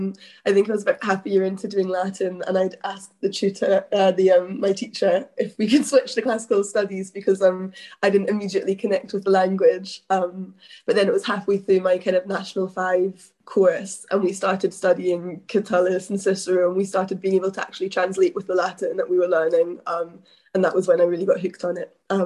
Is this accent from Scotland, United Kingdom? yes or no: yes; Kilmacolm, Scotland, United Kingdom; moved away as an adult; also born or lived in Oxford; So I'm also from kind of near Glasgow. I'm from Inverclyde, and I'm from a village there.